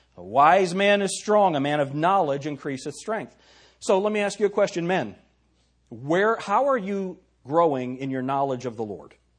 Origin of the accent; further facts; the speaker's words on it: United States; I am very proud to be an American